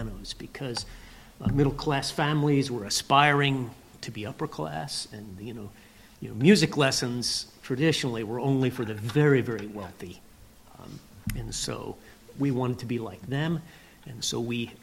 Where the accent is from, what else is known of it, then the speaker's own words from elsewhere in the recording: Lancaster County, Pennsylvania, United States; I grew up in Lancaster County, Pennsylvania